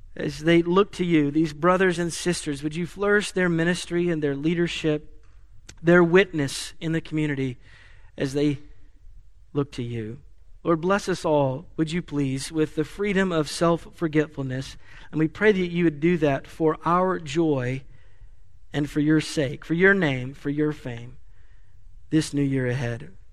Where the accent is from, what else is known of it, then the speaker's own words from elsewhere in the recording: Asheville, North Carolina, United States; moved away; my hometown of Asheville